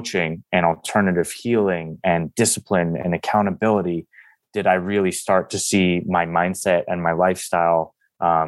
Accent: East Coast, United States; now in San Diego, United States; I'm originally from the East Coast

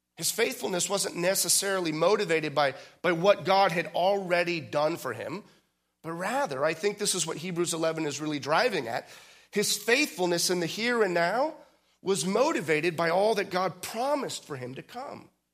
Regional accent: outside of San Francisco, California, United States; I was born outside of San Francisco

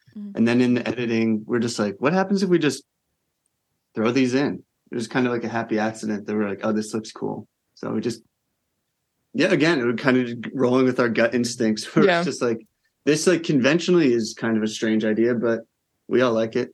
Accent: New Jersey, United States; as like a white boy growing up in New Jersey

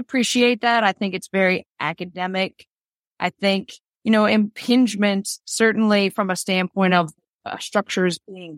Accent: Boston, Massachusetts, United States; moved away as an adult; now in Chicago, United States; Well, so, you know, I was from Boston. I moved from Boston to Chicago in 2014.

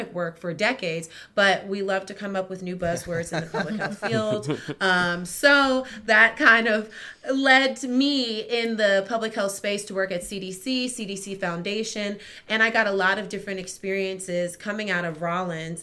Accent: Maryland, United States; I moved back home because I'm originally from Maryland

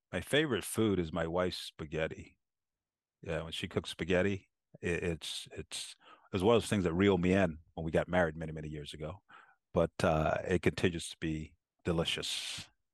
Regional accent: South Carolina, United States; poor black kid growing up in South Carolina

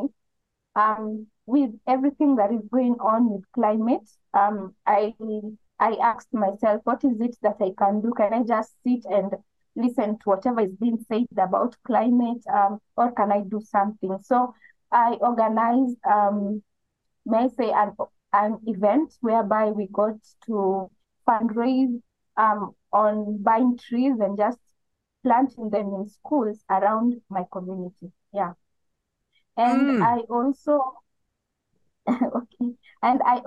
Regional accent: eastern Kenya, Kenya; now in Nairobi, Kenya; I come from Kenya. I'm from the eastern part of Kenya, but I currently reside in Nairobi

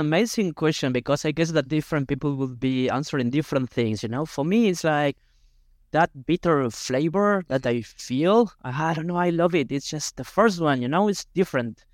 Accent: Argentina; English is a second language; moved away as an adult; also born or lived in Buenos Aires, Argentina; now in Barcelona, Spain; I'm from the Nigeria of Argentina, but when I moved to Buenos Aires when I had seventeen, eighteen years old

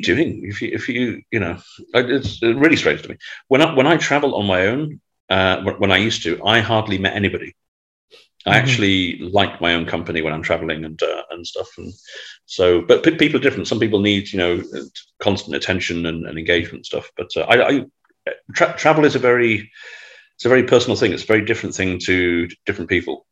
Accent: Manchester, North West England, United Kingdom; moved away; I'm you know from Manchester.

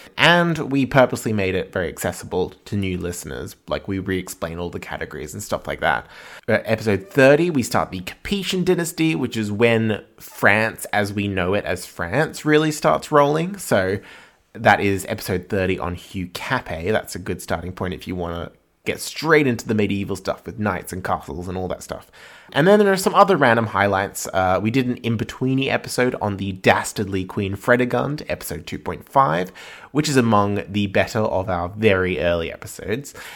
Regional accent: Australia; also born or lived in Edinburgh; we're both Australian

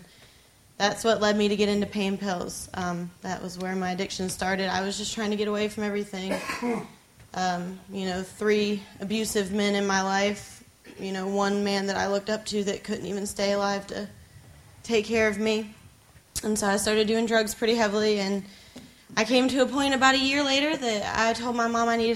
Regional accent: Myrtle Beach, South Carolina, United States; I'm from Myrtle Beach, South Carolina.

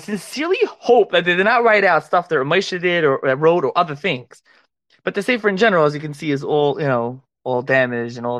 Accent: Philadelphia, Pennsylvania, United States; I am a Philly guy

